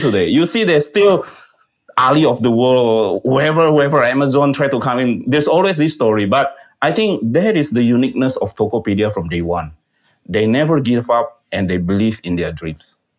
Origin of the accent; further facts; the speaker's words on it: Medan, North Sumatra, Indonesia; we are also come from Medan.